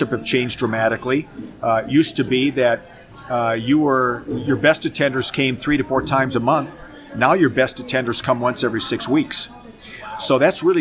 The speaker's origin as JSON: {"language": "English", "town": "Minneapolis", "region": "Minnesota", "country": "United States", "tie": "born or raised there", "moved": "as an adult", "lives_now": "Phoenix, United States", "said": "I grew up in Minneapolis, Minnesota, and went to youth group there in my church, went to seminary there"}